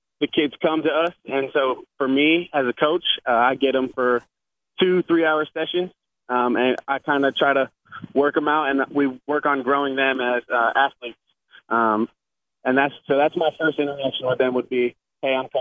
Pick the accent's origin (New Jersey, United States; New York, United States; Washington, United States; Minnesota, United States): New York, United States; Binghamton area, upstate; also born or lived in Boston, Massachusetts / Quincy, Massachusetts; now in Kutztown, United States; originally I'm from Boston. Born there. And then my dad's a pastor, so he ended up taking a church in upstate New York, near Binghamton, New York. Went to high school